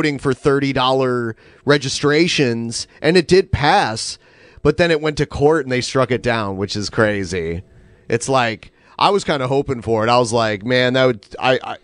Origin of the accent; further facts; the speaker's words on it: Toledo, Ohio, United States; moved away as an adult; my hometown's like pothole city.